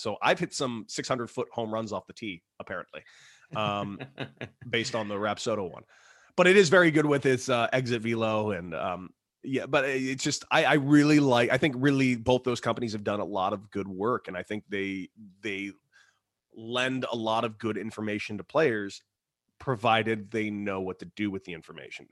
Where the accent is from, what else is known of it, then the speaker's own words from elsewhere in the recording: Los Angeles, California, United States; I was from Los Angeles, California. It's a hotbed of baseball, hotbed.